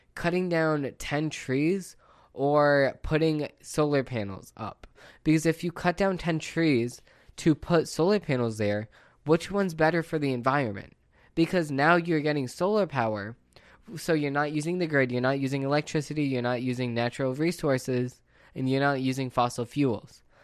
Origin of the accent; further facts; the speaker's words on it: United States; as an American